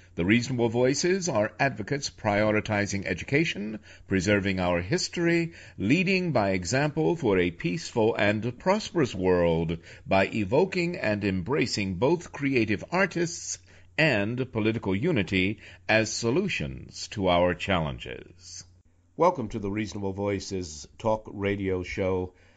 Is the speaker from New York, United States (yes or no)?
yes; New York City, New York, United States; also born or lived in Washington, D.C.; Sony Music in New York City, my hometown, for three years before moving to Washington, D.C., also a hometown of mine